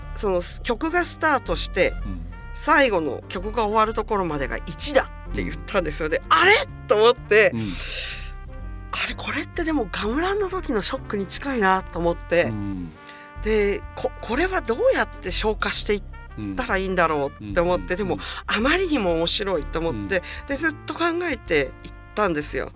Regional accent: Japan; moved away as an adult; also born or lived in United States; 私は日本人で生まれて、日本人に結局戻ってくる

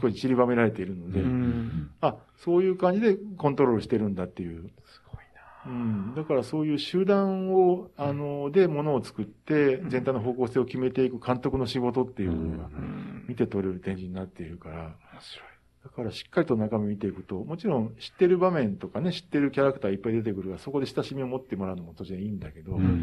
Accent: Kansai, Japan; moved away; 出身が関西なもんだから

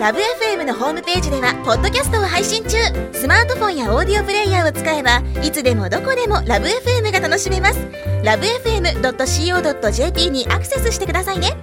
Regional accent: Yanbian, Jilin, China; now in Dalian, China; 遠辺出身なので

